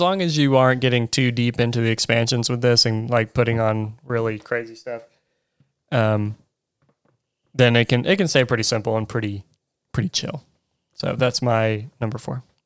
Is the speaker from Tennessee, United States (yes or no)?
yes; Chattanooga, Tennessee, United States; I grew up in Chattanooga